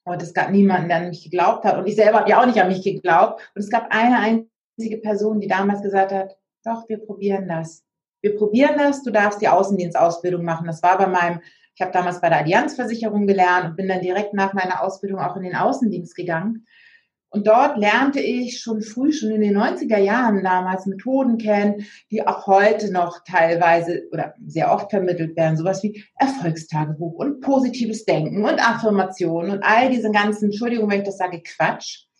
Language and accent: German; Hamburg, Germany; meine Heimat, der Hamburger Hafen, also meine Heimat Hamburg